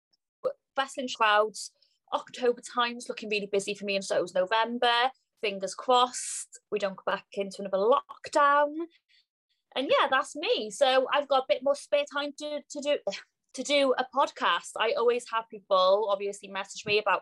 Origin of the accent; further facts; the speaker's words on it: Cardiff, Wales, United Kingdom; I'm from Cardiff, Wales